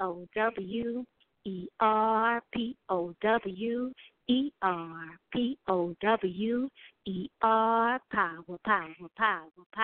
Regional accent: New Orleans, Louisiana, United States; also born or lived in Montgomery; I came back to New Orleans because I knew I wanted to be back at home

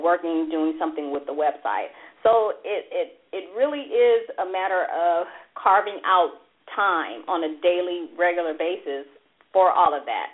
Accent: La Verne, California, United States; I grew up in Laverne

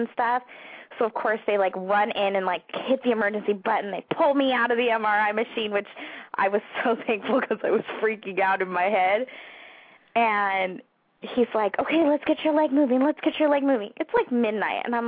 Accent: California, United States; moved away as an adult; also born or lived in San Diego; now in near Washington, D.C., United States; we're from California, so we're close to family.

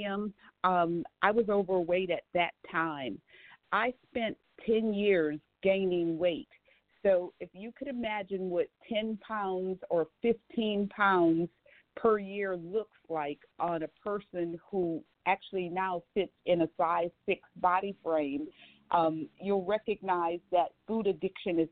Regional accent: New Orleans, Louisiana, United States; moved away; Originally, I am from New Orleans

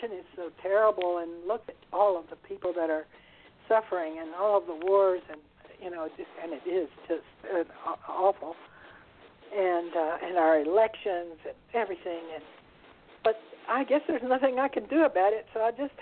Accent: Texas, United States; moved away as an adult; also born or lived in Italy; I was born in Texas in a well-to-do family

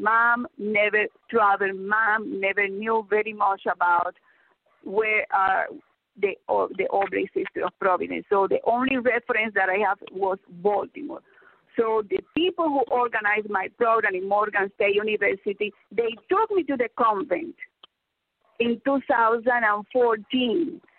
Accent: Havana, Cuba; I was born in Havana in 1953.

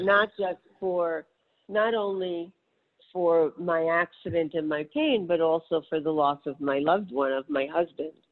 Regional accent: New York City, New York, United States; I grew up in New York City

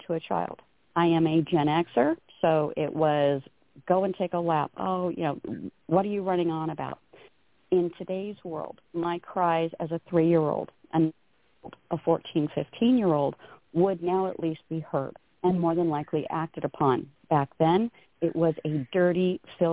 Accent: Downey, California, United States; moved away as an adult; now in Sacramento, United States; I was born in Downey, but I was born and raised in L.A. County, California. I have lived in Sacramento these last, my gosh, almost 40-some-odd

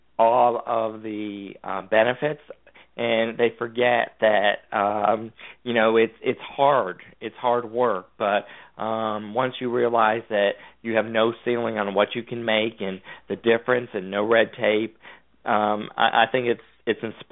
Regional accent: Connecticut, United States; moved away; also born or lived in Georgia; I grew up in Connecticut.

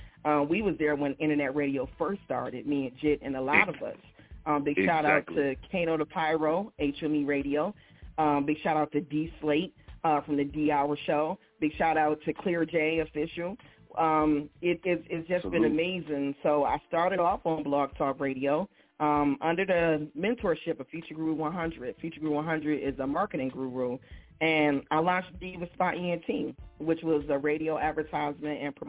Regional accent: Pontiac, Michigan, United States; moved away; also born or lived in New Jersey; I'm originally born in Pontiac, Michigan. I'm from Pontiac.

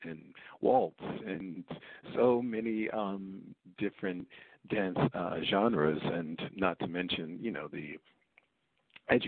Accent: New York City, New York, United States; I grew up in Queens, New York

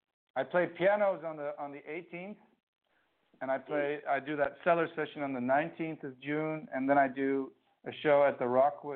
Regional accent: Amsterdam, North Holland, Netherlands; And then, and I guess he didn't realize I was from Amsterdam.

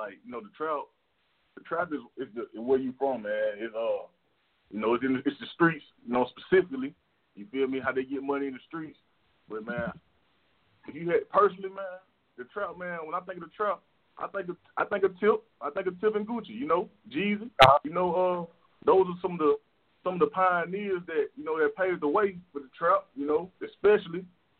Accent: Decatur, Georgia, United States; also born or lived in Stone Mountain, Georgia / Lithonia, Georgia; I went to school in Stone Mountain, man. I grew up in Decatur, so I'm from Latonya.

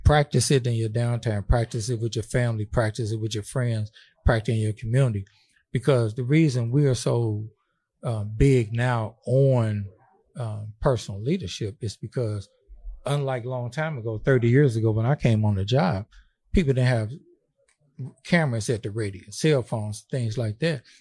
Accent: St. Louis, Missouri, United States; we grew up together in Saint Louis

